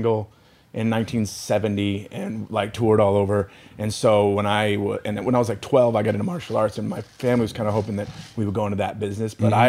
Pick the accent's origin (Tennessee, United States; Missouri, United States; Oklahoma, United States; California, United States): California, United States; Long Beach; growing up in Long Beach